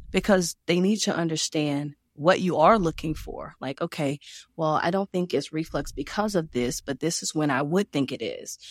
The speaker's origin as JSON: {"language": "English", "region": "Louisiana", "country": "United States", "also_born_or_lived": "Georgia", "moved": "yes", "said": "I'm from Louisiana"}